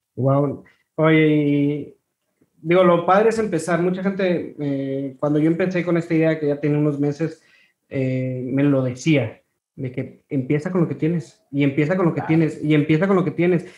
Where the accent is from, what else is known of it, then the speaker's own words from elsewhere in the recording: Ciudad Victoria, Tamaulipas, Mexico; yo soy de Ciudad Victoria